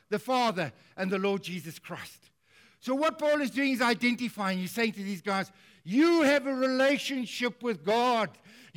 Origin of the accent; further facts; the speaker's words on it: South Africa; I'm a South African